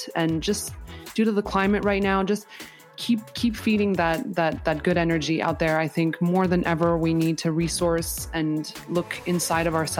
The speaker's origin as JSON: {"language": "English", "country": "Canada", "said": "I'm from Canada. I love being Canadian"}